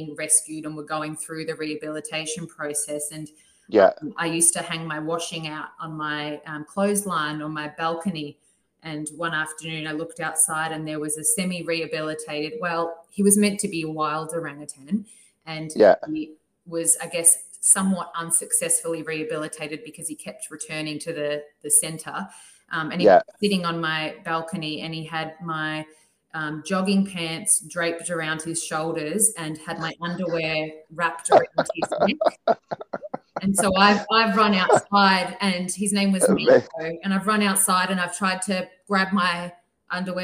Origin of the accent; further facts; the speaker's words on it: Melbourne, Victoria, Australia; moved away as an adult; now in Sydney, Australia; So I was born in Melbourne, and I grew up about 25 to 30 minutes outside the city with my sister and parents.